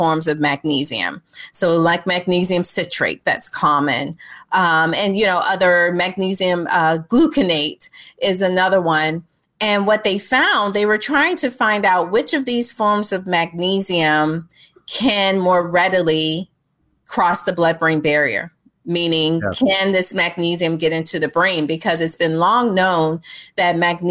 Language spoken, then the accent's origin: English; Georgia, United States; me being from Georgia.